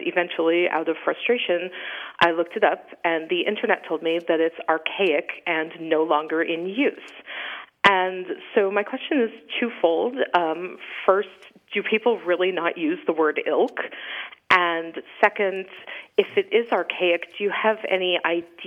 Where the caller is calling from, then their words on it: Vermont, United States; I'm calling from Virgins, Vermont.